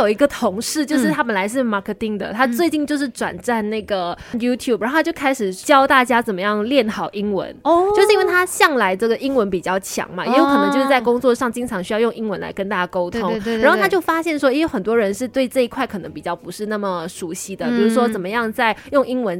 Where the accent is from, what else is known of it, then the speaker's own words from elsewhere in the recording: Kulai, Johor, Malaysia; born there; 出生在古来的一个小姑娘，后来去念了广电系。